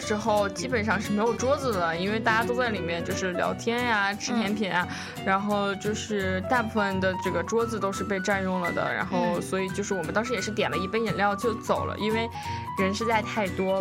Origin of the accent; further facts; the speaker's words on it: Beijing, China; now in Seattle, United States; 我从小到大我是在北京长大